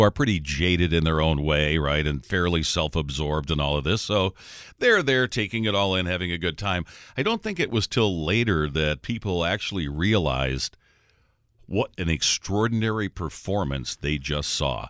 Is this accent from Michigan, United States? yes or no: yes; Detroit, Michigan, United States; I'm from Detroit